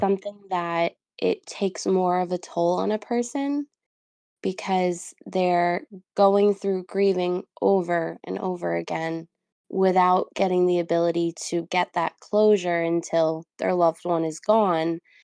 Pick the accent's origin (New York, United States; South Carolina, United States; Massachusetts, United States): New York, United States; now in New Jersey, United States; I currently live in New Jersey, but I'm from New York